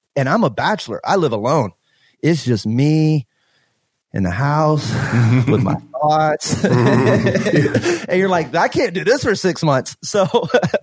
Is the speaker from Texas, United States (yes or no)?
yes; Beaumont, Texas, United States; moved away as an adult; also born or lived in Orange, Texas; now in Houston, United States; I'm from Beaumont, so I grew up 70 miles east of here, and Orange before